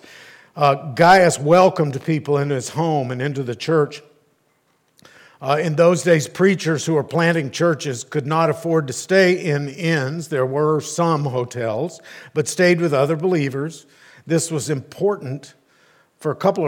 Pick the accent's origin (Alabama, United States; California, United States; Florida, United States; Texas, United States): Texas, United States; Arlington; growing up in Arlington